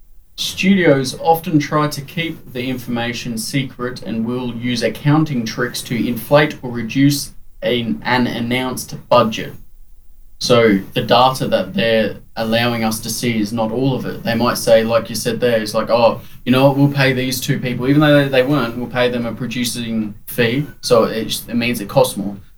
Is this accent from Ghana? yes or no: no; Australia; I'm Australian.